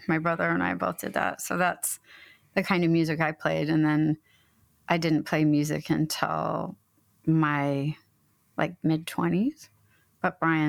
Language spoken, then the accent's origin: English; Omaha, Nebraska, United States; now in Portland, United States; I'm from Nebraska.